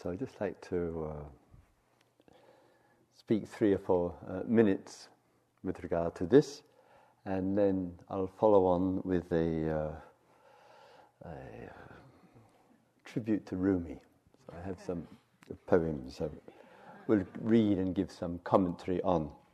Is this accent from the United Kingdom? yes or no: yes; England, United Kingdom; moved away as an adult; also born or lived in South London; 10 years and 10 days away from uh, England